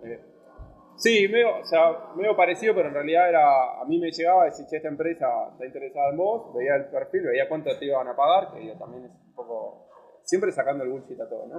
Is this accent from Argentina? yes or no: yes; Argentina; moved away as an adult; now in Barcelona, Spain; yo soy argentino, estoy acá